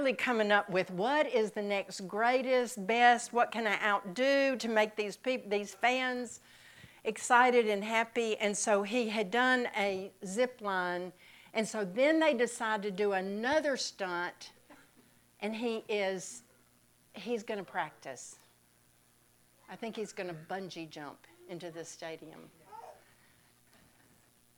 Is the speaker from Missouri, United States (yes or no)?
no; Mississippi, United States; moved away; I'm from Mississippi